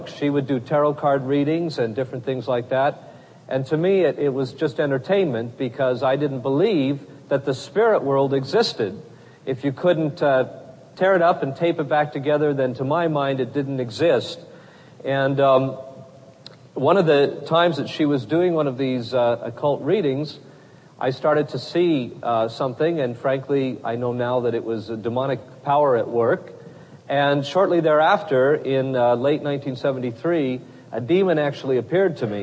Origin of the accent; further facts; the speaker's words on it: North Idaho, United States; moved away as an adult; also born or lived in California; I ended up in my hometown radio station, which was about the boringest place on earth, a little town in North Idaho